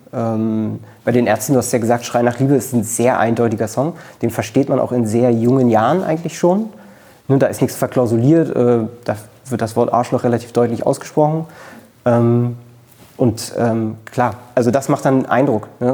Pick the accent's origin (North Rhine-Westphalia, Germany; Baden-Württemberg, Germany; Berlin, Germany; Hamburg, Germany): Berlin, Germany; Ich bin in Köpenick zur Schule gegangen. Ähm, ich bin auch äh, in Köpenick geboren